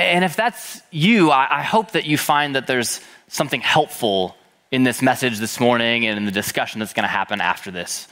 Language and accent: English; Minneapolis, Minnesota, United States; I was born and raised in Minneapolis, Minnesota by my parents, Jeff and Renee.